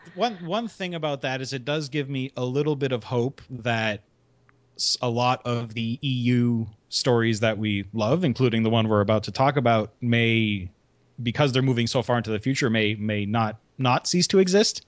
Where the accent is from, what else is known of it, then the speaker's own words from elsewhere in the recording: Canada; I am Canadian